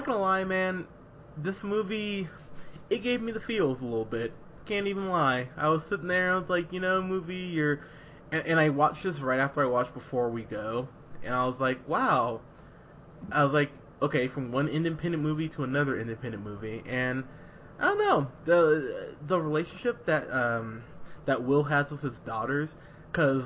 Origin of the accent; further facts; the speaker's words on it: San Luis Obispo, California, United States; also born or lived in Austin, Texas; growing up in Rio Grande area and in San Luis Obispo